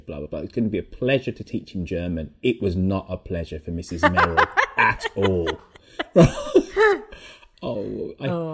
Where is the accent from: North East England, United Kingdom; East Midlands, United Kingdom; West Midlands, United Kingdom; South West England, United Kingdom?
West Midlands, United Kingdom; Birmingham; first language English; we go off to Great Bar Comp